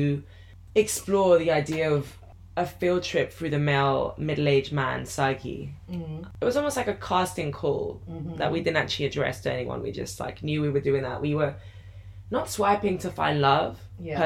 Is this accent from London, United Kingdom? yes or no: yes; London, United Kingdom; moved away; also born or lived in France; I was born in London and grew up partially in France